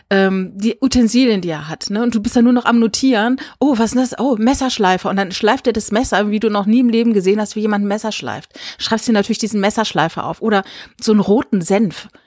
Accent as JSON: {"language": "German", "region": "Saarland", "country": "Germany", "tie": "born there", "said": "Also ich bin ja hm? gebürtig aus dem Saarland"}